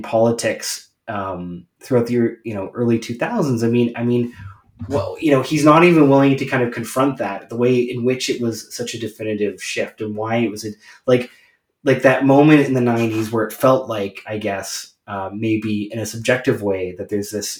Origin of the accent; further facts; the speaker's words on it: Canada; I'm Canadian.